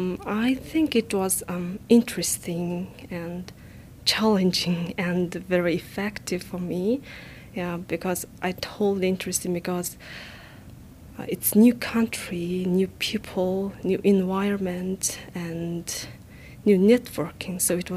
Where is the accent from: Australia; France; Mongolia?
Mongolia; moved away as an adult; also born or lived in Ulaanbaatar, Mongolia; now in Japan; Yeah, it's easy to say. So I come from Mongolia, and now I'm a graduate student at the Department of Public Health at DMU.